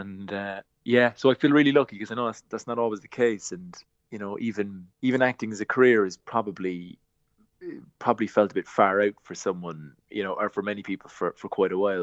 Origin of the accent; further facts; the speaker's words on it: Glanmire, Munster, Ireland; I'm from Glanmyr in Cork